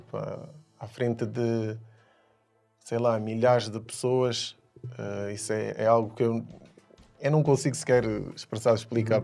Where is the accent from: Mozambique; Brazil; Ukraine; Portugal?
Portugal; Coimbra, Centro; also born or lived in Guinea-Bissau; now in Lisbon, Portugal; sou guineense. Um, cresci em Coimbra